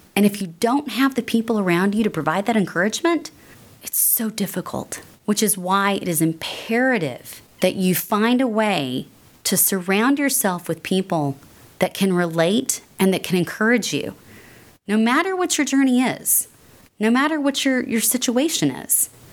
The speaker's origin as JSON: {"language": "English", "region": "North Texas", "country": "United States", "tie": "born or raised there", "said": "I was brought up here in North Texas"}